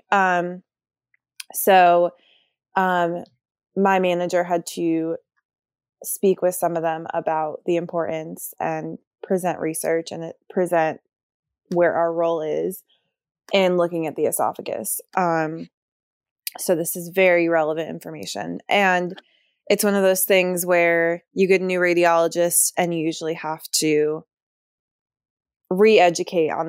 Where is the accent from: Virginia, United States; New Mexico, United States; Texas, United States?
Virginia, United States; born or raised there